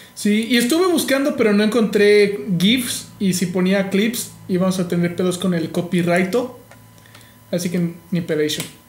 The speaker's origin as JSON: {"language": "Spanish", "country": "Mexico", "said": "como mexicano"}